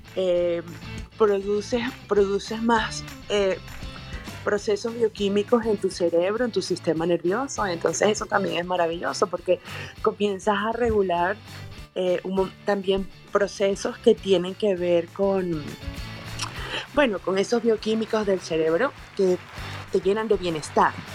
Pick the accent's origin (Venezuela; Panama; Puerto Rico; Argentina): Venezuela; now in Mexico; Yo estoy en México, soy venezolana, pero vivo en México